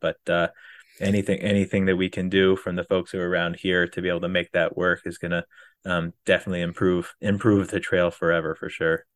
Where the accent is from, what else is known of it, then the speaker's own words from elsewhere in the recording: Wisconsin, United States; moved away as an adult; also born or lived in Texas / St. Louis / Fort Lauderdale, Florida; now in Florida, United States; moved to Wisconsin, uh, right at middle, the end of, um, elementary school. So I more feel like I was a Wisconsinite more so than a Texan. Uh, grew up up there